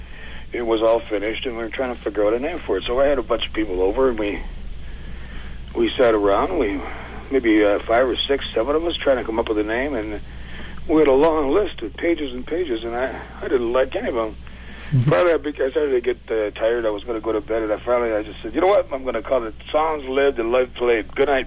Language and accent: English; Six Nations Reserve, Ontario, Canada; I grew up in Ontario. Six Nations Reserve is in southern Ontario